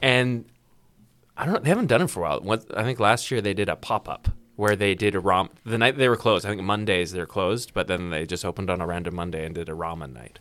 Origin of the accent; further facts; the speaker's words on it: Vancouver, British Columbia, Canada; now in Prince George, Canada; I'm originally from Vancouver, BC, and I'm in the radio business